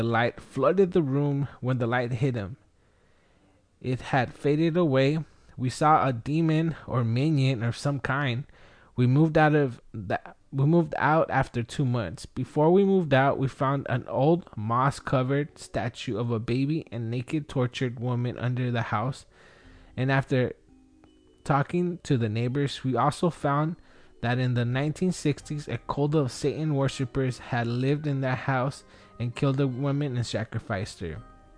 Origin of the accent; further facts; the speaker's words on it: Wilmington, United States; now in San Diego County, United States; I grew up in Wilmington. I lived entire life there, and now I live in San Diego County for the past 13 years.